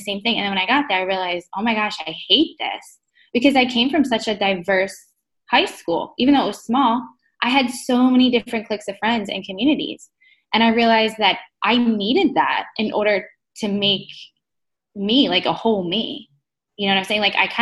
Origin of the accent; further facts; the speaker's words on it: hometown of Rowan University, New Jersey, United States; I applied for Roane University because that was in my hometown